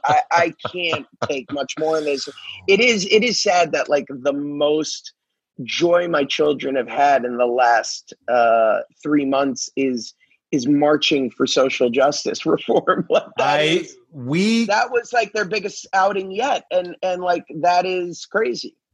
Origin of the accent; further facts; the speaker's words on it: Hollywood, Florida, United States; Hollywood Beach, where where I was raised